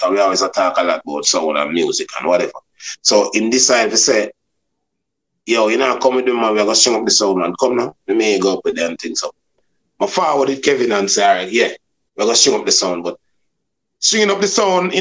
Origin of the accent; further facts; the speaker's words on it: Kingston, Jamaica; also born or lived in Chulani; I was born in Kingston, 42 Charles Street. And I was brought up in Chulani for, I think about 12, 13, then I'll back to Kingston